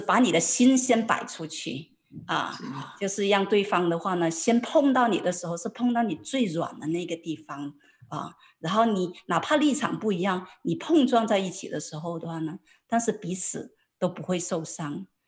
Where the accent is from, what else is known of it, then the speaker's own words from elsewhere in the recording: China; 很多作为中国人来讲的话呢，都会很担心